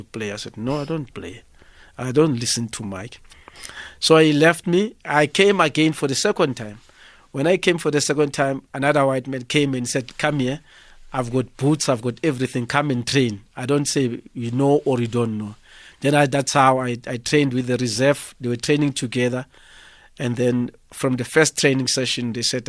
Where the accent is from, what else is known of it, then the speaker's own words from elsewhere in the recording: Soweto, Gauteng, South Africa; I'm originally born and brought up in Sinawane